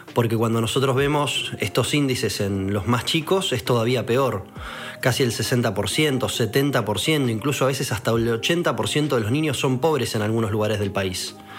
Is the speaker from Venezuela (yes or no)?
no; Buenos Aires, Argentina; Nací en la Argentina hace 33 años, viví toda mi vida en la ciudad de Buenos Aires